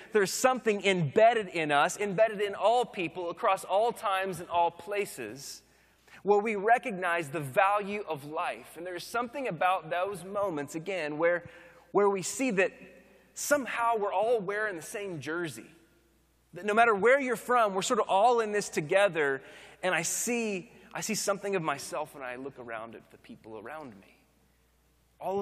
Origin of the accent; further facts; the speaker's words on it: Oklahoma, United States; now in Austin, United States; growing up in Oklahoma, now living in Texas